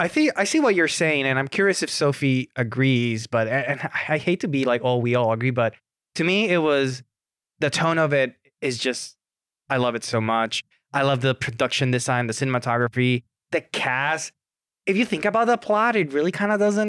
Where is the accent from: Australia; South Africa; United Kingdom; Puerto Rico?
Puerto Rico; I am from Puerto Rico.